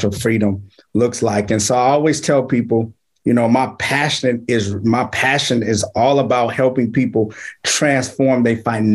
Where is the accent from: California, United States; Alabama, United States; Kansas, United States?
California, United States; Richmond; now in Vallejo, United States; I'm from Richmond, California, born and raised, and I reside in Vallejo, California